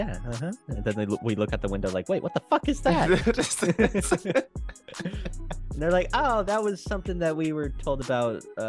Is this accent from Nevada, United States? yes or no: yes; Las Vegas, Nevada, United States; my hometown of Las Vegas